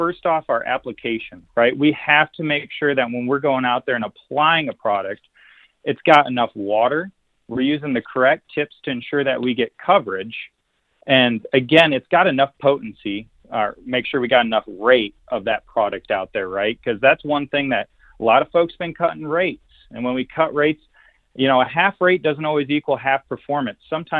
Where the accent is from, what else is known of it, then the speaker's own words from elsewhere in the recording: Wisconsin, United States; also born or lived in Missouri; now in Iowa, United States; I come from Wisconsin and Missouri. And I can finally say spray black dirt now that I live in Iowa.